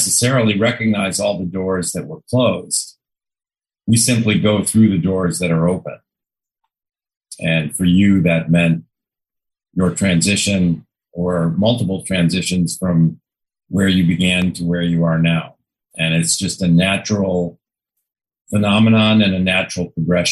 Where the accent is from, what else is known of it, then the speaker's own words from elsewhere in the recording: Chicago, Illinois, United States; moved away; I grew up in Chicago